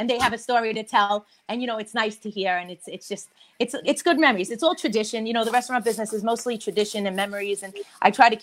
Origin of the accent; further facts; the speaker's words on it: New York City, New York, United States; I grew up in Bay Terrace